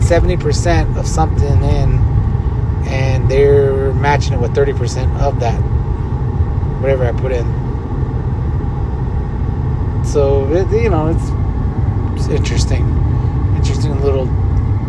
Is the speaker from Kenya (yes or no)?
no; Leupp, Arizona, United States; now in Flagstaff, United States; I grew up in Loop, Arizona